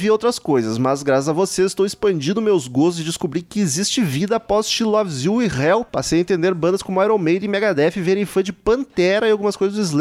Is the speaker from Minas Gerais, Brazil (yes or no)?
no; Recife, Pernambuco, Brazil; tenho 36 anos, sou de Recife.